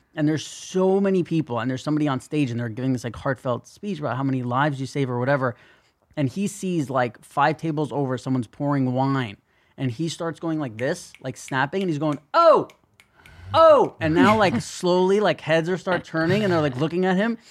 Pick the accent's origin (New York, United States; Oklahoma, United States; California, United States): New York, United States; New York City; growing up in New York City